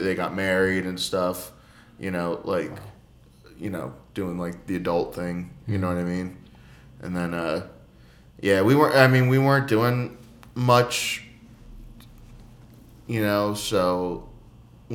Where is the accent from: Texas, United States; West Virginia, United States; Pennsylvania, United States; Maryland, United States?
Pennsylvania, United States; Philadelphia; I'm from Philly.